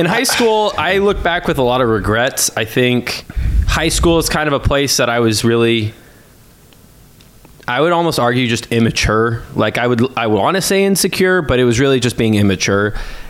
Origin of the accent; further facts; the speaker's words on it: Fresno, California, United States; I got into real estate just about 5 years ago. I'm from Fresno originally. As pretty much as long as I can remember, I've lived here.